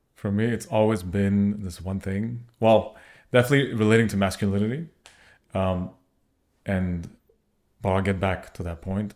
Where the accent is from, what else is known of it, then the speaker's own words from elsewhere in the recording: Montreal, Quebec, Canada; we are from Montreal.